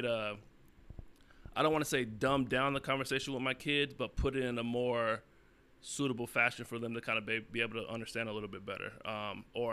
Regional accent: North Carolina, United States; moved away; growing up in the South, back in North Carolina

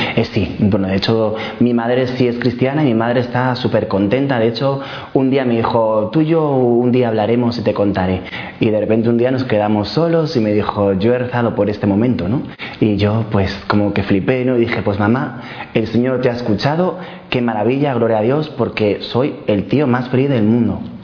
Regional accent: Madrid, Community of Madrid, Spain; moved away; soy de Madrid, pero vivo en Colada.

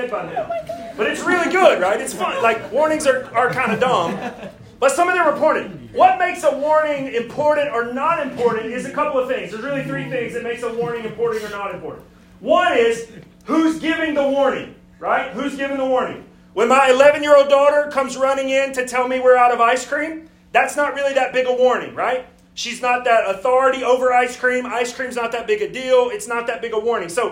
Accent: Alabama, United States; moved away as an adult; now in Greenville, South Carolina, United States; I'm from Alabama, so I moved up here from God's country.

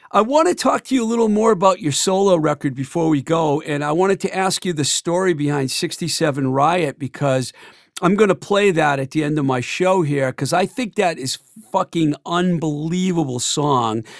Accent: Worcester County, Massachusetts, United States; also born or lived in Boston; growing up in Worcester County, Massachusetts

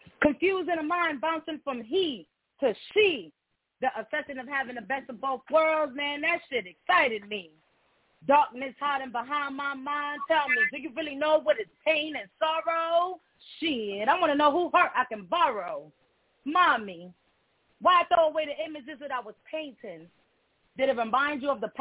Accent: New York City, New York, United States; first language Spanish; English is a second language; now in Atlanta, United States; Growing up in Brownsville

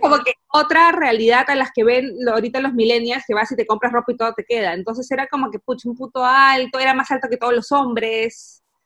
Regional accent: Peru; moved away as an adult; now in Essen, Germany; Yo soy una peruana que vive en Alemania

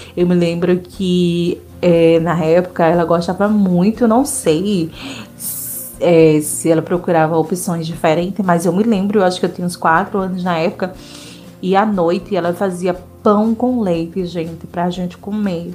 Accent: Northeast Region, Brazil; eu sou nordestina

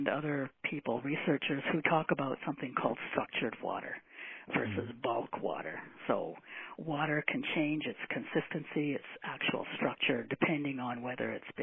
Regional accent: Granby, Quebec, Canada; I was born in Granby, Quebec, known for its zoo

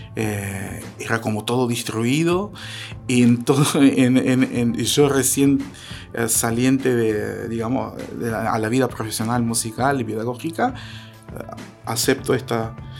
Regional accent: North Ossetia–Alania, Russia; Spanish is a second language; moved away as an adult; also born or lived in Moscow, Russia; now in Patagonia, Argentina; somos osetianos, ¿no? Osetia del Norte, Alania se llaman

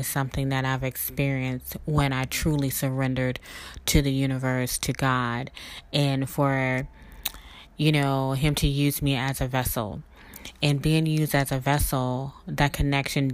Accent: South Mississippi, United States; my background growing up in South Mississippi with a grandfather that was a reverend

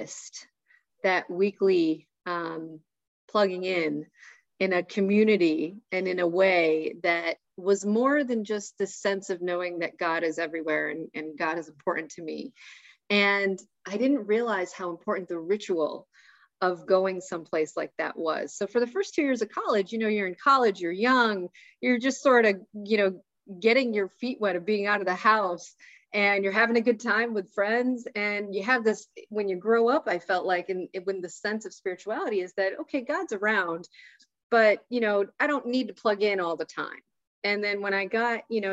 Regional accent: Syracuse, New York, United States; growing up in Syracuse

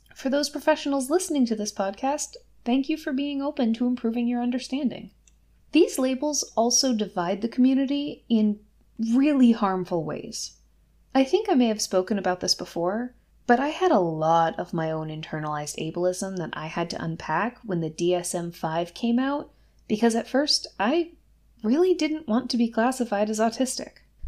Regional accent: Massachusetts, United States; my home state of Massachusetts

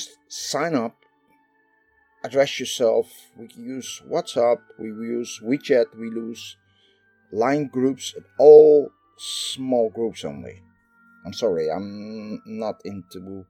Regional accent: Netherlands; I am from the Netherlands

